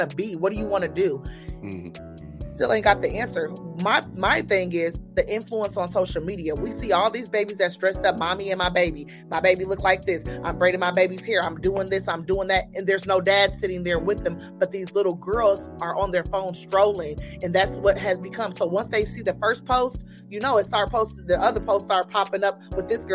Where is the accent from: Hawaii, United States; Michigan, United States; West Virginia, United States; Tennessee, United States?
Michigan, United States; Niles; also born or lived in Terre Haute; now in Indianapolis, United States; I'm from Niles, and it's Niles, Michigan. It's a small